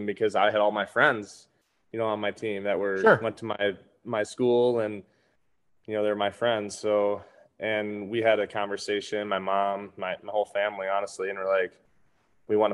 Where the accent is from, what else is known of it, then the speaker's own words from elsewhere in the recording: Saginaw, Michigan, United States; I was playing on a team locally in my hometown, Saginaw, Michigan